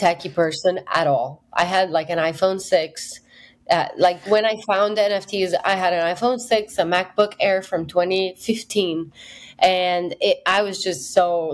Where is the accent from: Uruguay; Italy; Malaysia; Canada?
Italy; moved away as an adult; also born or lived in United Kingdom / Berlin / Nashville; my hometown in Italy